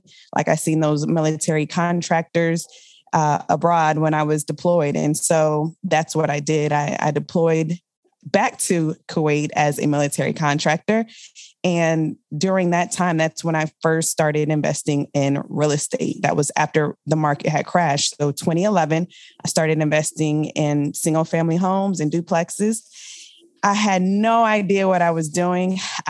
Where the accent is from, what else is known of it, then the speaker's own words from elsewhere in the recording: Richmond, Virginia, United States; also born or lived in Germany / California / Colorado / Kentucky; I am from the Richmond, Virginia area. My father was in the military, so I'm considered a military brat.